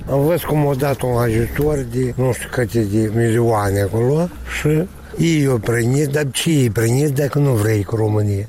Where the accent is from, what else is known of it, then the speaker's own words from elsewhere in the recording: Moldova; tăți din țara noastră moldovenească, care noi aici am crescut